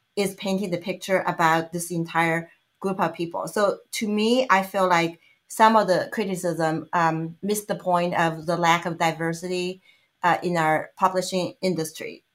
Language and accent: English; China; English is a second language; moved away as an adult; now in United States